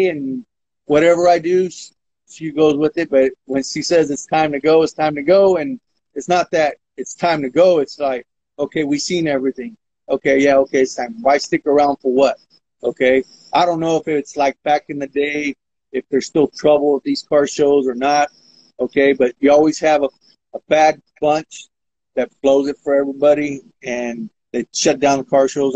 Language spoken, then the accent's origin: English; Modesto, California, United States; Growing up in South Modesto